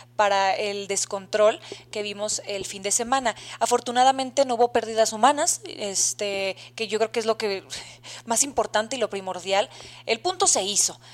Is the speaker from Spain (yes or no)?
no; Mexico; en el país de México, que es donde nos, nos, encontramos, somos mexicanas de nacimiento